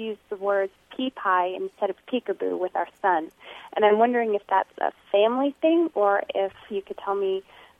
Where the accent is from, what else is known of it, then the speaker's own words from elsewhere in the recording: Terre Haute, Indiana, United States; now in Indianapolis, United States; I'm also from Terre Haute, Indiana.